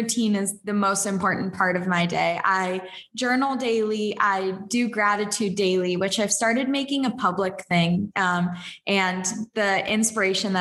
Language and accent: English; Southern California, United States; now in Seattle, United States; I was born and raised in Southern California